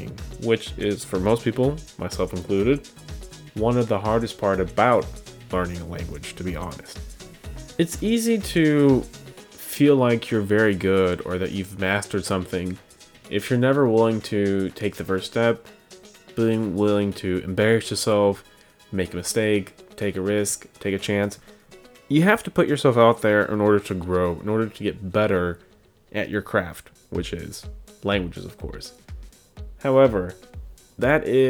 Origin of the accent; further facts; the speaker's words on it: Midwest, United States; So I'm from the Midwest, and I learned German in high school